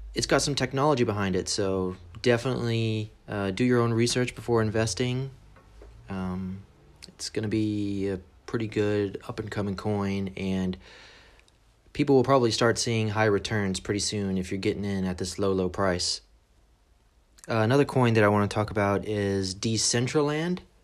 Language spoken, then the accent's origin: English; San Antonio, Texas, United States; moved away as an adult; now in England, United Kingdom; I was born in San Antonio, Texas.